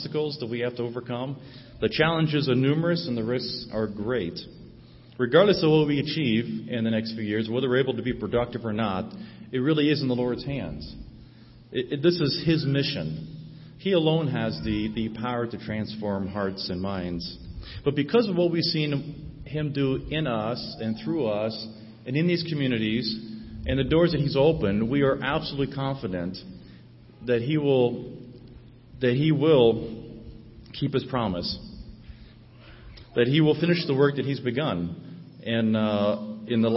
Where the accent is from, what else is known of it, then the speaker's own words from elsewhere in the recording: St. Marys, Ohio, United States; moved away as an adult; also born or lived in North Carolina / West Asia; I grew up in St. Mary's